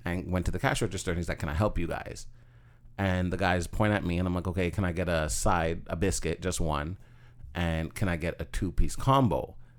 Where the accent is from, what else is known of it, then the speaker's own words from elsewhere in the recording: Toronto, Ontario, Canada; I grew up in Scarborough